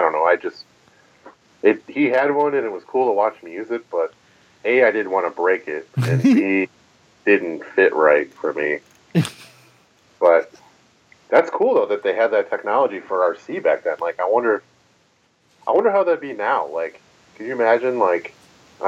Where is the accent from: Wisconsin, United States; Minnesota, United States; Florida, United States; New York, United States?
New York, United States; Buffalo; I'm from Buffalo.